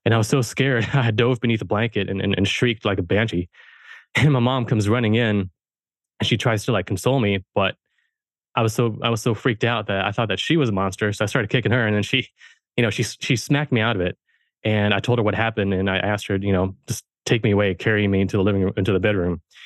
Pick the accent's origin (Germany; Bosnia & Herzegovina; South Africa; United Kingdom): Germany; now in United States; I was born in Germany, I was raised German, and so I'm a first, I'm a first generation American.